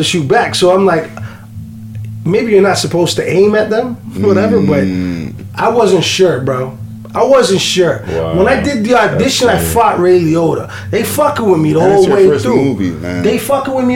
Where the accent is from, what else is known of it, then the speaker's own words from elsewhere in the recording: Toronto, Ontario, Canada; I'm from Scarborough